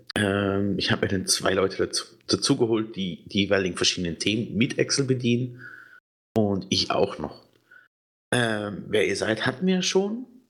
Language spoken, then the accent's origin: German; Switzerland; Ich bin Schweizer